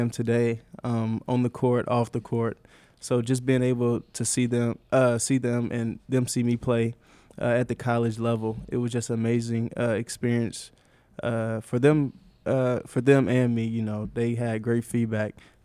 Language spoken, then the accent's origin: English; South Carolina, United States; moved away